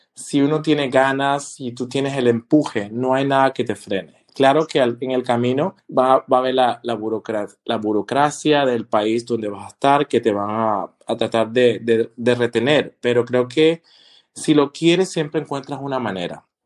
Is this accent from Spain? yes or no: no; Colombia; also born or lived in Panama; now in Germany; yo cuando salí de Colombia, primero el destino mío fue Panamá, donde estudié.